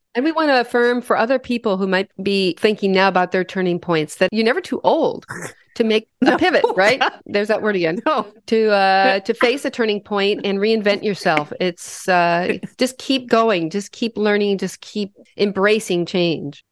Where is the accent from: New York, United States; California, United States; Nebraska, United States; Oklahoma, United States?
Nebraska, United States; Western; I grew up in Western Nebraska in a little cow town of 5,000 people